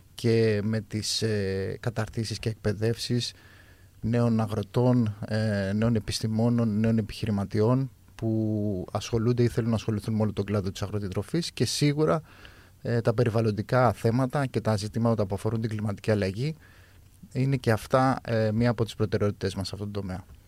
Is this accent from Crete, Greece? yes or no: yes; Chania, Crete, Greece; είμαι από τα Χανιά